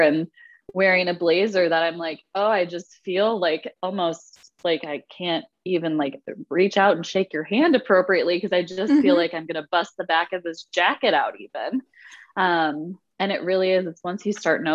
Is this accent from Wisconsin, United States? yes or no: yes; Wisconsin, United States; growing up in Wisconsin in the middle of winter